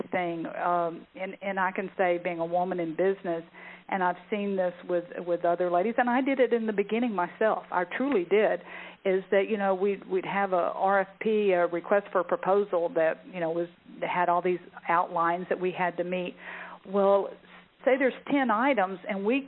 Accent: the South, United States; I was raised in the South

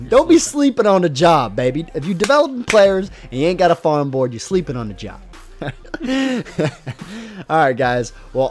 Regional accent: Texas, United States; I don't struggle with insecurity and I'm from Texas. I'm from Texas.

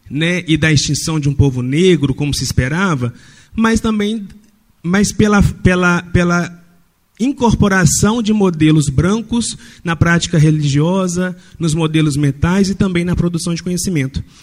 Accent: Brazil; é, enquanto brasileiros sobre a nossa reconciliação, a necessidade da nossa reconciliação com a nossa história.

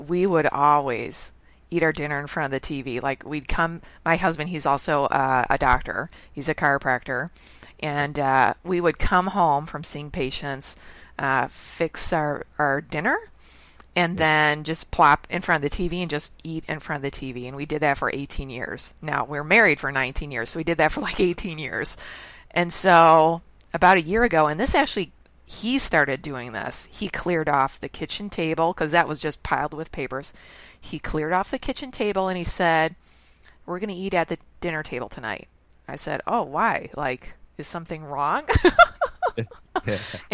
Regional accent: Chicago, Illinois, United States; I'm born and raised in Chicago

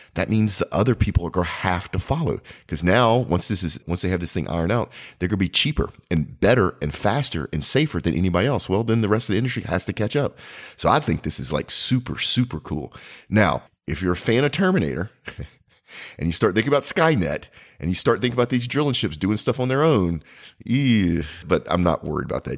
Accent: United States; as an American

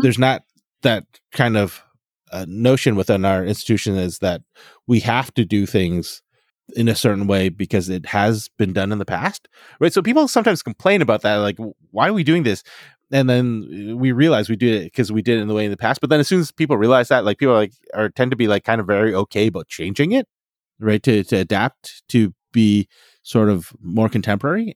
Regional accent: Fort McMurray, Alberta, Canada; I grew up in Fort McMurray, Alberta

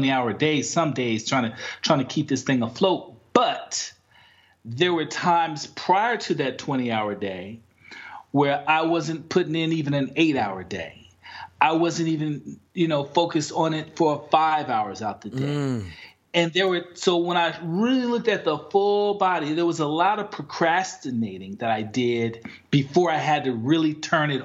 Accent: Chicago, Illinois, United States; moved away; also born or lived in Washington, D.C.; I'm from Chicago.

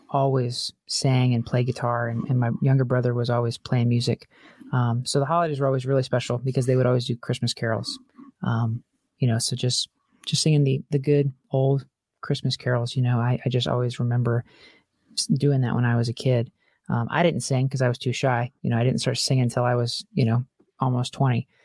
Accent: California, United States; born there; now in Albany, United States; I, so I was born in California. We were there for many years um, and lived all over.

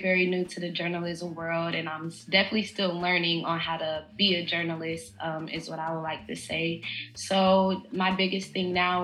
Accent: Cincinnati, Ohio, United States; moved away as an adult; now in New Orleans, United States; I'm born and raised in Cincinnati, Ohio. I moved to New Orleans a few years ago

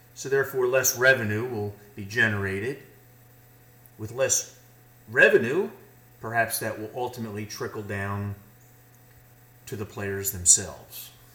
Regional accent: United States; as an American

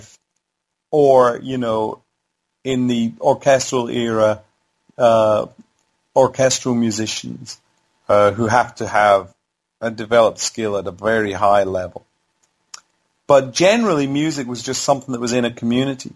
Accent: Howth, Leinster, Ireland; I grew up in Howth in Ireland

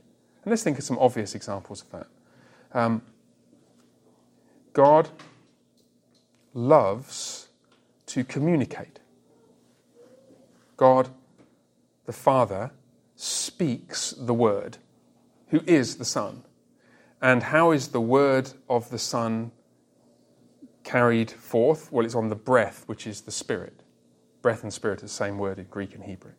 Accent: England, United Kingdom; I remember the first time I was away from England for any extended period of time, I was about 20

